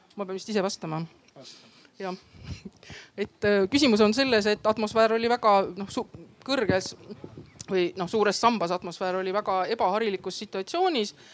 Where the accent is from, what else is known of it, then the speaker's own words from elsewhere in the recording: Võru, Võru County, Estonia; moved away as an adult; now in Tartu, Estonia; ma olen tegelikult Võrost pärit